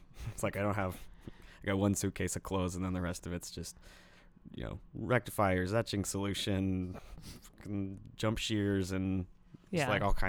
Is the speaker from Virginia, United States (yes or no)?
yes; Forest, Virginia, United States; My home base is my where my parents live, where I grew up in Forest, Virginia.